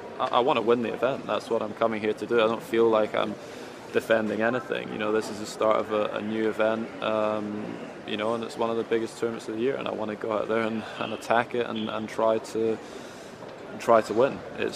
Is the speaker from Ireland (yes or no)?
no; United Kingdom; me being a Brit playing here, it's obviously extremely important.